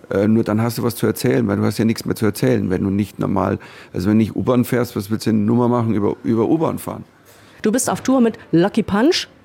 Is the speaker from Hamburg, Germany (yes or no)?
no; Bavaria, Germany; meine, meine Wurzeln sind bayerisch und, ähm, und selbst wenn ich in New York spiele, dann stehe ich als Bayer auf der Bühne.